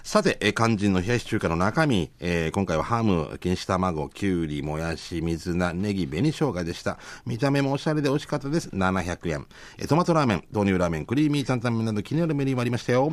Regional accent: Japan; 僕はあの、地域の、出身地の地域のね、青年、うんたちがよく利用するところですが

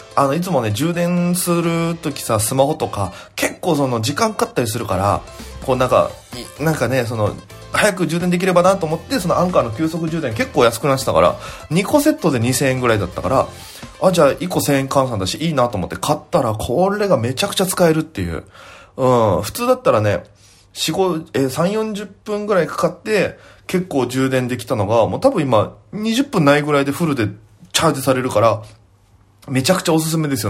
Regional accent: Okinawa, Japan; moved away as an adult; now in Tokyo, Japan; 沖縄芸人

